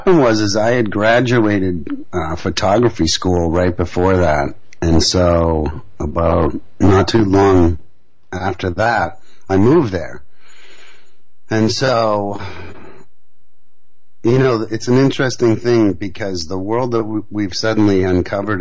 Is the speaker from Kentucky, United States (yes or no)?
no; Boston, Massachusetts, United States; moved away as an adult; also born or lived in New York City; And so I'm from Boston originally, and you know, we grew up loving the Red Sox